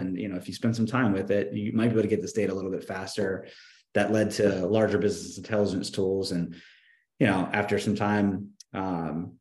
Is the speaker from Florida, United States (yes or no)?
no; Richmond, Virginia, United States; the company is based in my hometown in Richmond, Virginia. That's where I am right now